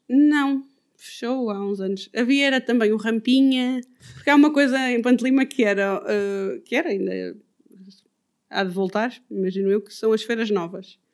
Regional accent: Ponte de Lima, Norte, Portugal; now in Odemira, Portugal; eu cresci eh, em Ponte Lima, na vila e na aldeia

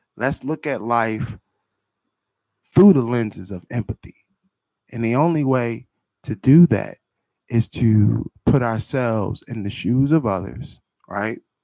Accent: Philadelphia, Pennsylvania, United States; I grew up, right, I'm from North Philadelphia

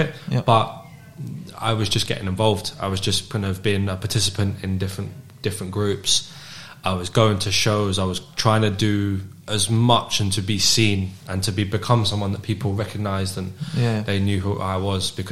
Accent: London, United Kingdom; moved away as an adult; now in Glasgow, United Kingdom; I was born in London, in North London. And I moved up to Glasgow when I was 18.

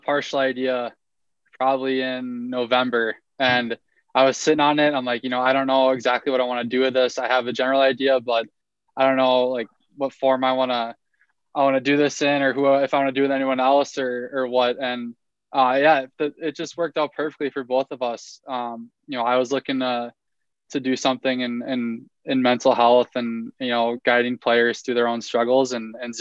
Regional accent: Elk River, Minnesota, United States; moved away as an adult; also born or lived in East Coast; I'm from Elk River, Minnesota

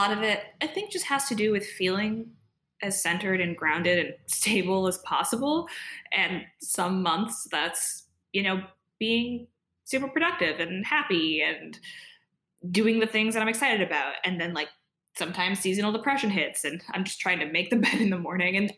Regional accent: Ann Arbor, Michigan, United States; moved away as an adult; I'm from Michigan, or grew up in Michigan in Ann Arbor

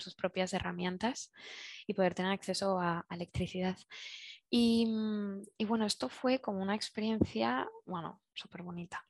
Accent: Zaragoza, Aragon, Spain; moved away as an adult; now in Barcelona, Spain; soy originalmente soy de Zaragoza

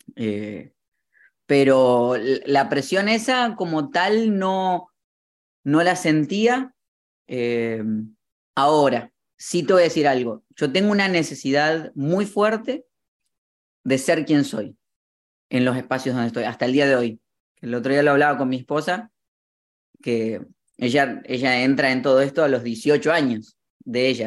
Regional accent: Morón, Buenos Aires Province, Argentina; fui creciendo en Buenos Aires, en la ciudad de Morón que está en las, eh, como a 30 minutos de la capital

